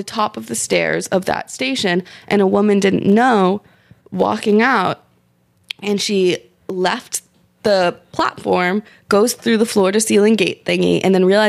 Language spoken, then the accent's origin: English; New York City, New York, United States; So I grew up on the Carroll Street station.